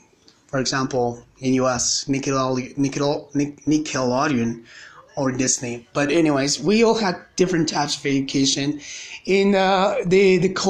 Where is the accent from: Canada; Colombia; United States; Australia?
Colombia; English is a second language; I'm from Colombia, South America